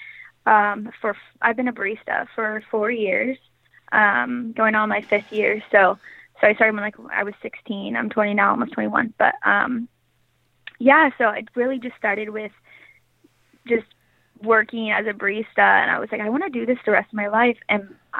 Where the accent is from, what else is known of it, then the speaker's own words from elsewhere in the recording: Portland, Oregon, United States; moved away as an adult; now in Los Angeles, United States; So I grew up in Portland.